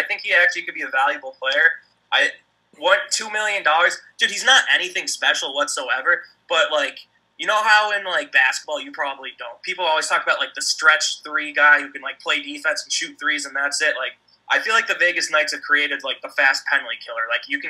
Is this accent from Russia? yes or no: no; Canada; It's going to be good to hate him again as a Canadian.